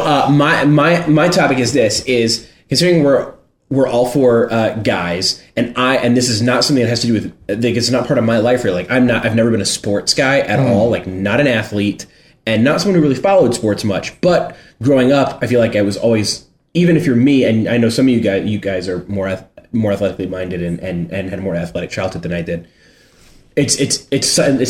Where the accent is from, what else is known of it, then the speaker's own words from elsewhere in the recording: Richmond, Virginia, United States; I grew up in Richmond, Virginia